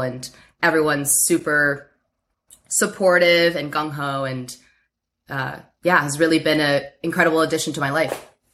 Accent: Baltimore, Maryland, United States; moved away as an adult; also born or lived in Stanford, California; now in San Francisco Bay Area, United States; I grew up in Baltimore, Maryland. I moved there when I was seven

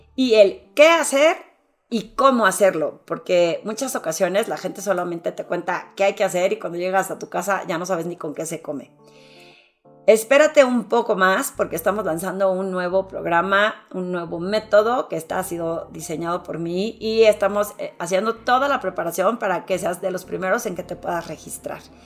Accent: Torreón, Coahuila, Mexico; yo que soy de Torreón

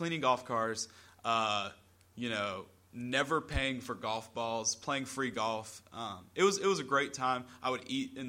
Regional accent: South Carolina, United States; so you grew up in the Upstate. I grew up in the Midlands, which really doesn't have too much of an effect, but different areas.

